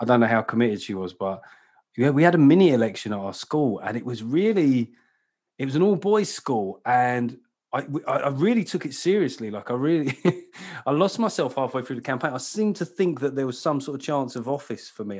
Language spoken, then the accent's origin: English; London, United Kingdom; I come from, uh, you know, South London